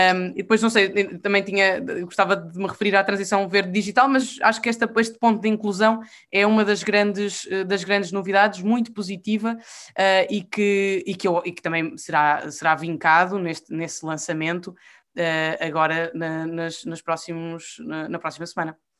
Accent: Portugal; eu sou portuguesa e sou europeia e não sei ser uma sem a outra.

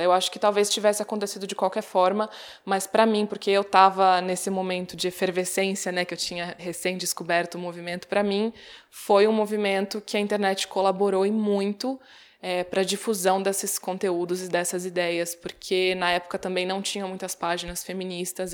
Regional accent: Brazil; Nasci no Brasil, numa cidade do interior

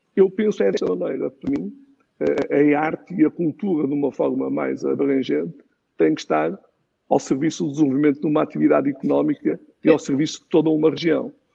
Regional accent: Aguiar da Beira, Centro, Portugal; eu sou do Chico da Guarda, sou da Guiar da Beira e tenho muito orgulho de ser do Conselho da Guiar da Beira

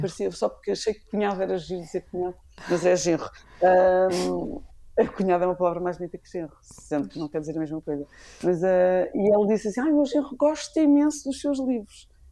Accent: Lisbon, Portugal; E eu sou dos Olivais

